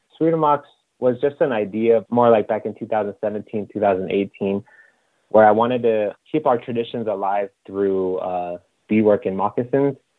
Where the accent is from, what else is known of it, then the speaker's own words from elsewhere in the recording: Rapid City, South Dakota, United States; moved away as an adult; also born or lived in Eagle Butte, South Dakota; now in Las Vegas, United States; I grew up in Rapid City, South Dakota. Um, I currently reside in Las Vegas, Nevada.